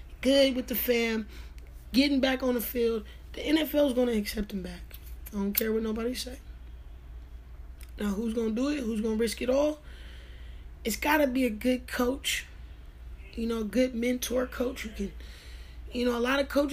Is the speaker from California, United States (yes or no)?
yes; Northern California, United States; moved away as an adult; also born or lived in Jackson, Mississippi; I'm from Northern California